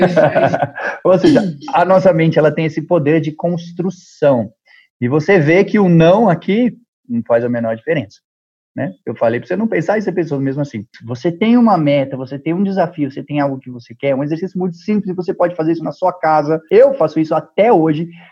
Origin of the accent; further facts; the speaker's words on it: Brazil; eu sou do Brasil